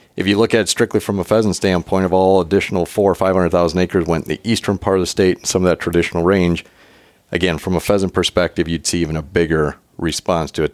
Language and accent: English; South Dakota, United States; growing up in South Dakota